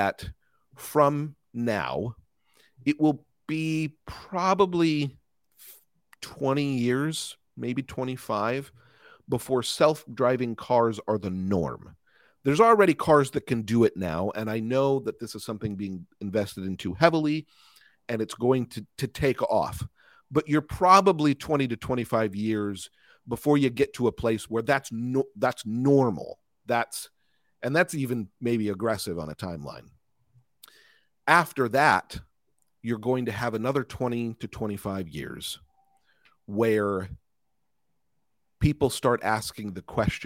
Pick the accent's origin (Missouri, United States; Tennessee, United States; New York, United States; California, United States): California, United States; As a Californian